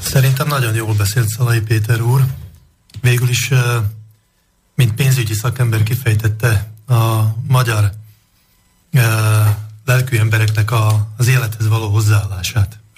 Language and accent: Hungarian; Hungary; A magam részéről csak azt tudom mondani, hogy magyar vagyok